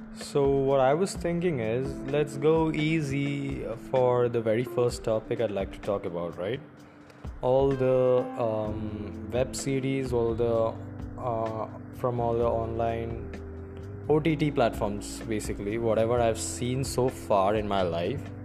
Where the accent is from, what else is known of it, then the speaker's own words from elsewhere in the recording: India; I am an Indian